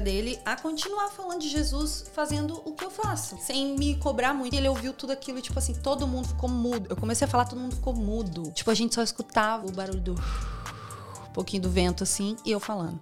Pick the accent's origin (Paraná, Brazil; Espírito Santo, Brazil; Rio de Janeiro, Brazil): Paraná, Brazil; Foz do Iguaçu; moved away as an adult; now in Sydney, Australia; Eu vim de Foz do Iguaçu, no Paraná.